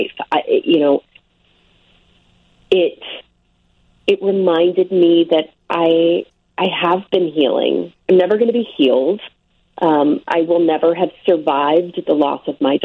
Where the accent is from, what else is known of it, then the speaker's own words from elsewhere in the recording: Omaha, Nebraska, United States; now in New Jersey, United States; I was raised in Omaha